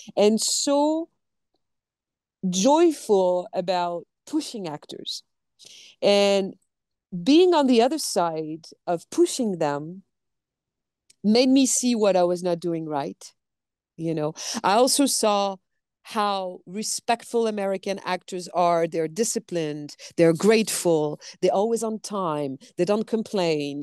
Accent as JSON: {"language": "English", "country": "France", "tie": "born or raised there", "accent": "French", "second_language": "English", "moved": "yes", "said": "you're going to hear my French accent"}